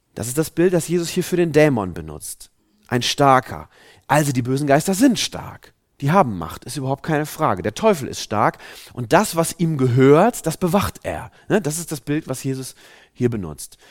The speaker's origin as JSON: {"language": "German", "country": "Germany", "said": "wir Deutschen sind ja ein sehr, ja, ein sehr rationales Volk"}